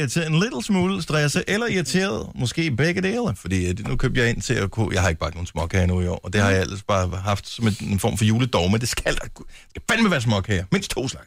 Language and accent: Danish; Bramming, Southern Denmark, Denmark; moved away; jeg er selv, øh, blandt andet opvokset i Bramming